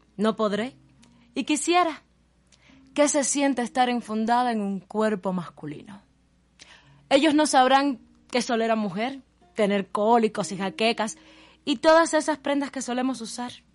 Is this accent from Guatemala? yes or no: no; Guantánamo, Cuba; now in Havana, Cuba; soy cubana, eh, eh, nací en la ciudad de Guantánamo, en Cuba.